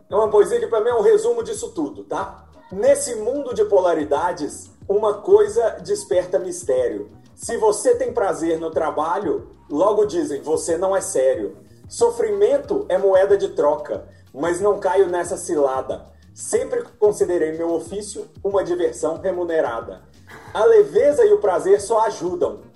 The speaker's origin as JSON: {"language": "Portuguese", "town": "Belo Horizonte", "region": "Minas Gerais", "country": "Brazil", "said": "Eu sou de Minas"}